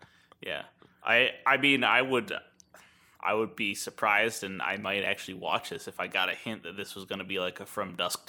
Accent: New Orleans, Louisiana, United States; I'm from New Orleans.

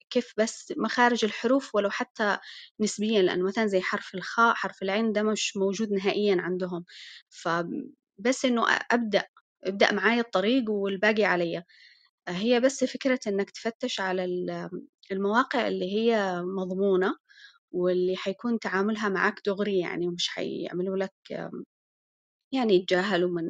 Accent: Malaysia; Arabic is a second language; أنا من ماليزيا

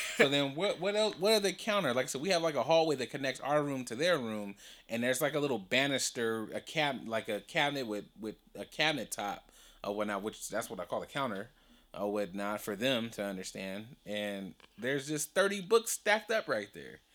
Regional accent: Compton, California, United States; that's where I'm from, I'm from Compton

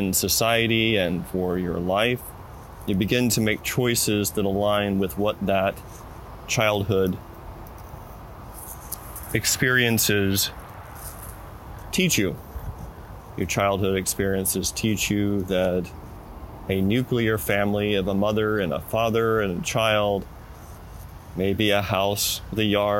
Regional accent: the South, United States; moved away as an adult; also born or lived in West Coast; I was born and raised in the South

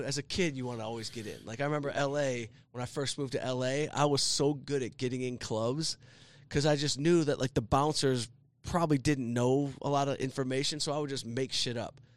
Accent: Southfield, Michigan, United States; I grew up in Southfield

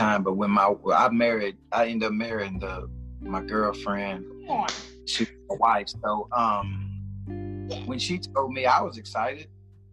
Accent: Nashville, Tennessee, United States; I'm from Nashville, Tennessee, the north side of town

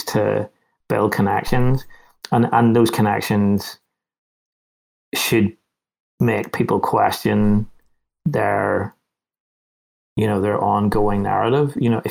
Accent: Northern Ireland, United Kingdom; I grew up in Northern Ireland

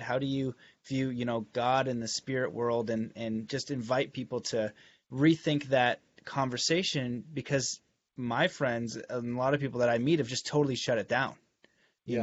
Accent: Canada; growing up in Canada

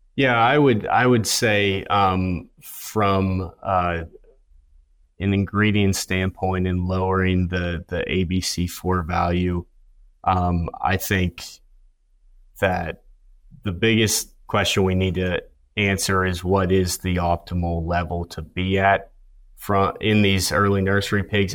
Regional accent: Pennsylvania, United States; moved away as an adult; now in Kansas, United States; I'm originally from Pennsylvania

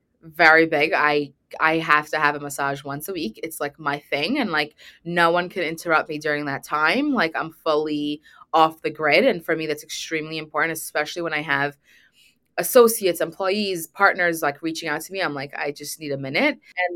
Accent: Brooklyn, New York, United States; also born or lived in Manhattan; So my hometown has always been Brooklyn, and I was in the city. I was living in Manhattan, and I just recently moved back to Brooklyn after I got married.

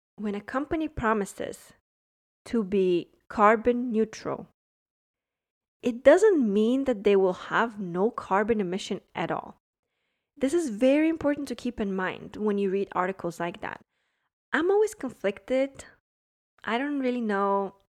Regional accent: Germany; now in Miami, United States; I grew up in Germany

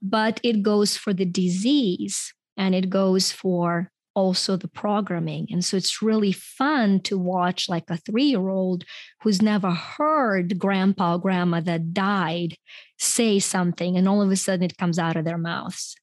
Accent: Ukraine; first language Ukrainian and Russian; English is a second language; moved away as an adult; now in United States; I grew up in Ukraine, and, um, when I came to the U S, uh, I was in my twenties

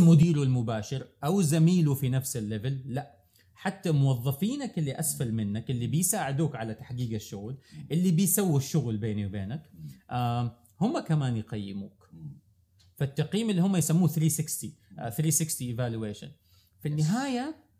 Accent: Saudi Arabia; عندنا في السعوديه

